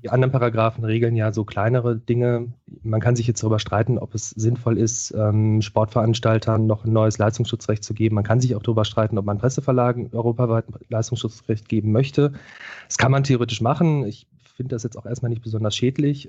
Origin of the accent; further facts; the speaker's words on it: Ruhr area, North Rhine-Westphalia, Germany; ich komme aus dem Ruhrgebiet